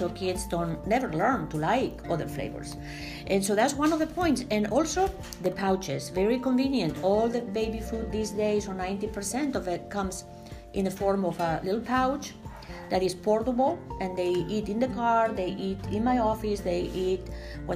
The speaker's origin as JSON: {"language": "English", "country": "Spain", "tie": "born or raised there", "moved": "yes", "lives_now": "United States", "said": "we were both born and raised in Spain"}